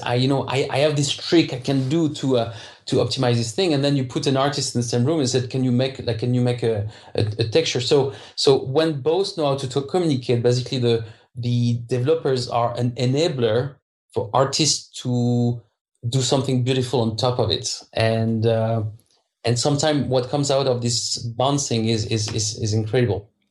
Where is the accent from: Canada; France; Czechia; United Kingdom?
France; English is a second language; moved away as an adult; now in Krakow, Poland; I'm French, so I don't pronounce the H well.